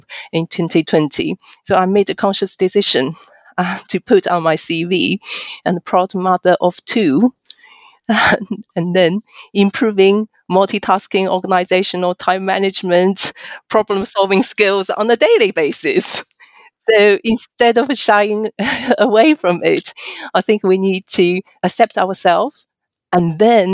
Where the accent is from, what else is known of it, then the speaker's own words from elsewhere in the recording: China; now in United Kingdom; I'm a Chinese by origin, but I'm also a British citizen.